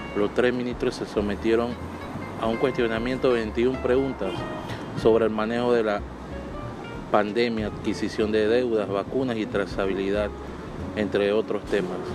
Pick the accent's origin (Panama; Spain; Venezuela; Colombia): Panama; mi país